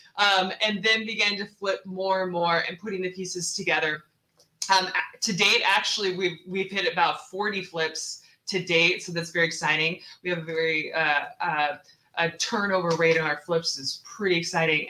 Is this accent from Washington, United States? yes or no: yes; Seattle, Washington, United States; moved away as an adult; also born or lived in Texas; I am originally from Seattle